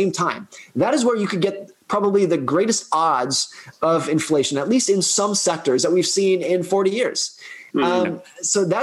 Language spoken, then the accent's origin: English; United States; my home country